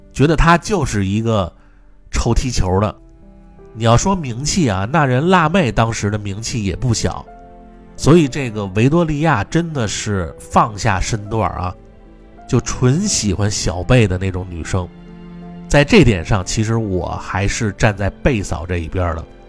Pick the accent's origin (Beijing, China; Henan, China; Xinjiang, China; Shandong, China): Beijing, China; accent: Beijing dialect; moved away; also born or lived in United Kingdom; 我们北京话啊，这就叫局气